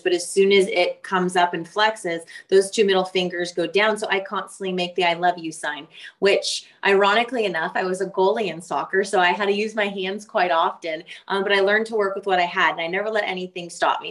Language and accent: English; Oakland, California, United States; moved away as an adult; now in Waco, United States; I grew up in Northern California on the outskirts of Oakland